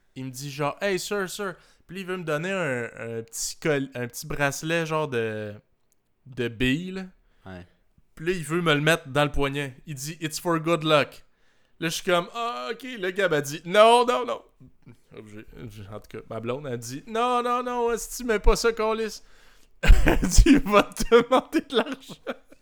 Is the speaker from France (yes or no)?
no; Canada; je viens du Canada